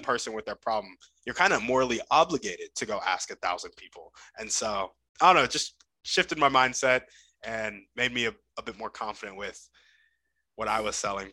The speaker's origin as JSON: {"language": "English", "country": "United States", "tie": "born or raised there", "said": "growing up in America, you only really learn English"}